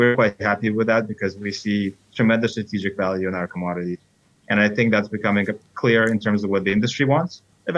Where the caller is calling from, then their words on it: New York City, New York, United States; I'm calling in from New York City.